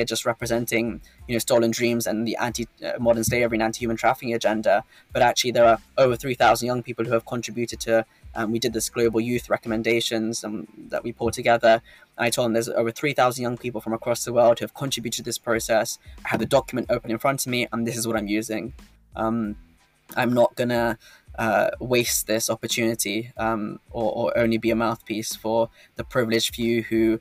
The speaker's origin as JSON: {"language": "English", "country": "United Kingdom", "tie": "born or raised there", "said": "As a man born in the UK, you know, having the UK nationality"}